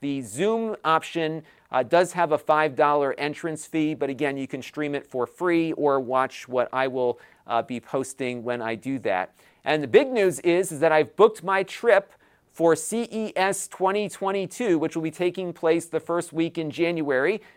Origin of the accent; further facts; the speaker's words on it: Connecticut, United States; in my home state of Connecticut